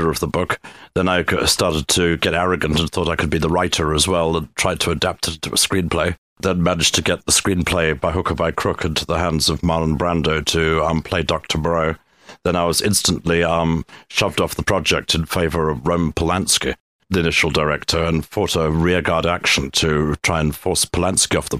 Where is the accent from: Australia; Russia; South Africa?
South Africa; I grew up in South Africa.